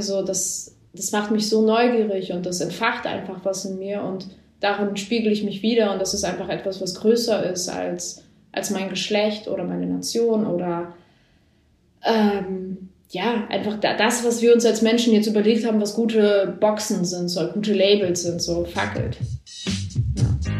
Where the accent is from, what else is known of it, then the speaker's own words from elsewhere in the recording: a village in northern Germany, Germany; now in Berlin, Germany; es gab so eine Brücke bei uns im Dorf, die genau zwischen dem Haus, wo ich groß geworden bin